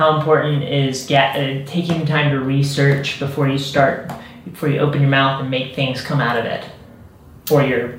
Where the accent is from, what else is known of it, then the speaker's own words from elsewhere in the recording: South Carolina, United States; I grew up in South Carolina and it's like she's gnawing on the bones.